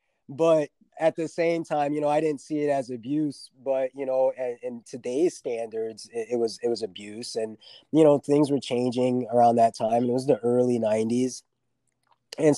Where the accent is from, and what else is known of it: Minnesota, United States; born or raised there; also born or lived in Fort Stewart, Georgia / Havana, Florida